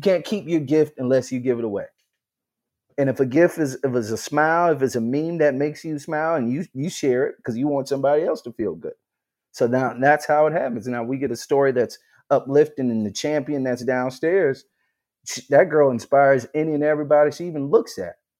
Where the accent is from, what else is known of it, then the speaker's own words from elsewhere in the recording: Charleston, South Carolina, United States; I'm from Charleston, South Carolina